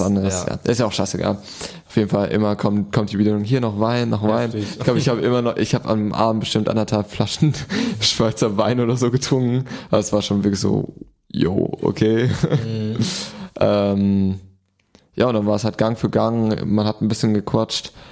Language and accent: German; Germany; du bist zwar Deutscher, mhm. du bist in Deutschland groß geworden